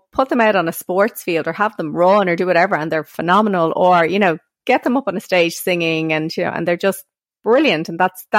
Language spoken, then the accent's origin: English; Ireland; as Irish women